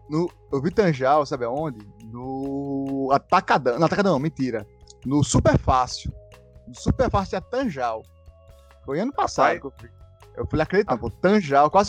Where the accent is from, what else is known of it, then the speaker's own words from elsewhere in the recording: Natal, Rio Grande do Norte, Brazil; moved away; Fui criado Nova Descoberta e eu fui criado nos prédios, na Rua da Saudade